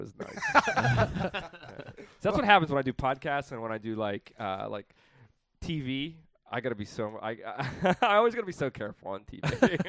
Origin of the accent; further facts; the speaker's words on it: Pittsburgh, Pennsylvania, United States; I always wanted to come back to Pittsburgh. So I really loved growing up in Pittsburgh.